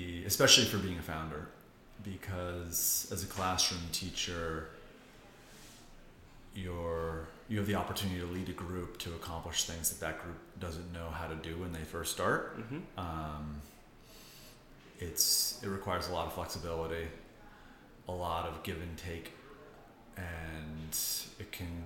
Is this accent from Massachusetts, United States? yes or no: yes; outside of Boston, Massachusetts, United States; moved away as an adult; also born or lived in India / Washington, D.C.; now in New York, United States; I grew up outside of Boston